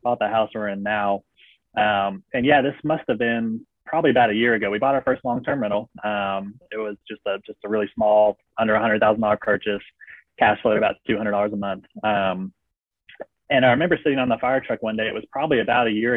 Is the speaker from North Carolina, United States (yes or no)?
yes; Cary, North Carolina, United States; moved away as an adult; also born or lived in Alabama; my hometown of Cary, North Carolina